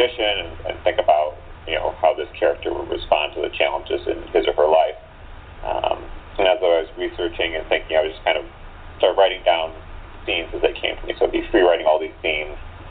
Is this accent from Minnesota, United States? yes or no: no; Chicago, Illinois, United States; also born or lived in Evanston, Illinois; my hometown of Chicago